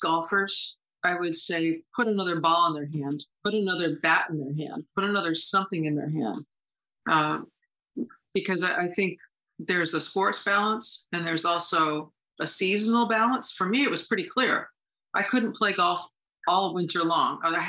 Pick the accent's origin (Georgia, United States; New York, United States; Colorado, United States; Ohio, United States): New York, United States; Horseheads; 10 minutes from home, growing up in Horseheads.